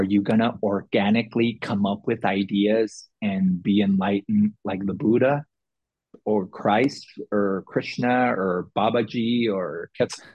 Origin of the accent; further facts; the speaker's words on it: San Diego, California, United States; I grew up in South San Diego in the projects